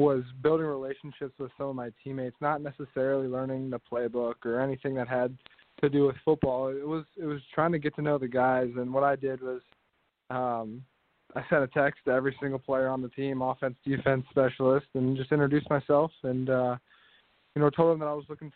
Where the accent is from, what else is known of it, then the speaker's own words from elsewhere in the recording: Midwest, United States; growing up in the Midwest, I felt like I was born and raised on Big Ten football